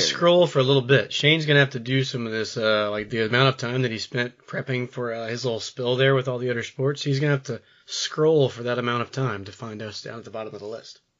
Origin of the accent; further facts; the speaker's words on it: Jackson, Mississippi, United States; growing up in Jackson